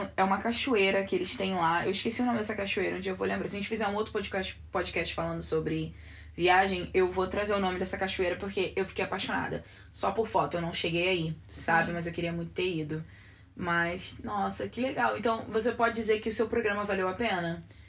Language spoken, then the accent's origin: Portuguese; Rio de Janeiro, Brazil; moved away as an adult; now in Washington, United States; que sou do Rio de Janeiro